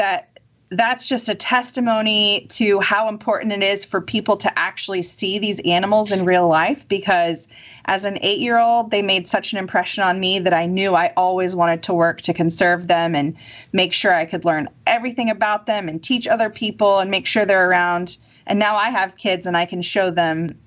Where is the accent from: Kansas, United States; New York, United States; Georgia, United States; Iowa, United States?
Kansas, United States; now in Mississippi, United States; I'm from Kansas, which is about as landlocked as you can get.